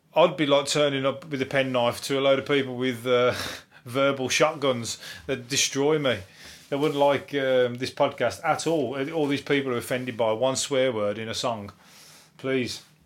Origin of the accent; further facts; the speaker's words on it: Birmingham, West Midlands, United Kingdom; I'm from Birmingham